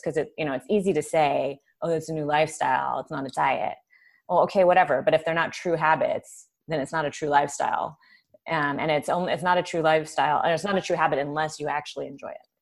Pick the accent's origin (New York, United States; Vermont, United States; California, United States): California, United States; Southern; born or raised there